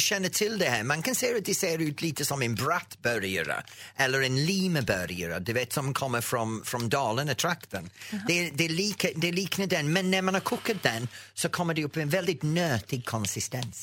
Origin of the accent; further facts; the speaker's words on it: England, United Kingdom; Swedish is a second language; moved away as an adult; now in Sweden; sen jag flyttade från England i 83